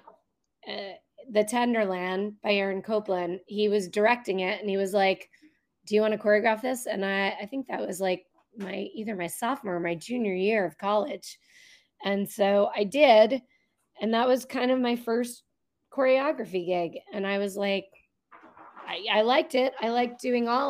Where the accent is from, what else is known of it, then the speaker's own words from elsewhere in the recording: Rhode Island, United States; now in New Jersey, United States; I am not from the Jersey. Although I live here now, I'm not a Jersey. I'm a Rhode Island girl.